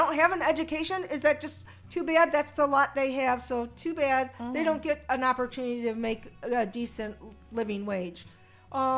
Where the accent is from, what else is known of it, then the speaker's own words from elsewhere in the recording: New York, United States; as a New Yorker